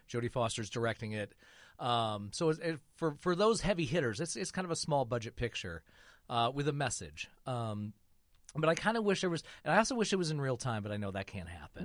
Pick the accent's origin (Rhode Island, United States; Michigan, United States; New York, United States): Michigan, United States; now in Indianapolis, United States; I am from Michigan